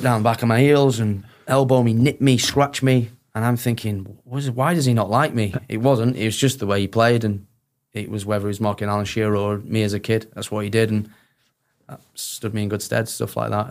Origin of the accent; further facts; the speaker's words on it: Sheffield, Yorkshire and the Humber, United Kingdom; I'm from Sheffield